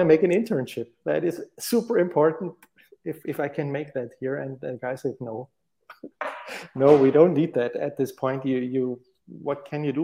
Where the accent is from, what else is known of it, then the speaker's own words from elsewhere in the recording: Stuttgart, Baden-Württemberg, Germany; moved away as an adult; now in Munich, Germany; I grew up in Stuttgart